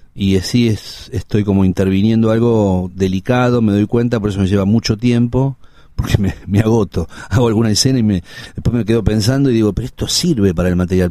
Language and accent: Spanish; Buenos Aires, Argentina; yo nací en Ángel Gallardo y, Parral, hoy Honorio Puerredón, a media cuadra del Cid Campeador que es como la, frontera de Villa Crespo.